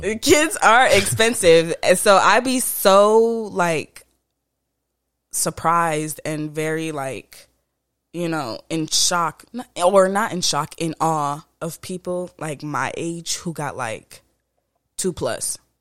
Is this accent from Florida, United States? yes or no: yes; Florida, United States; also born or lived in Jamaica; I was raised in Florida. I'm born in Jamaica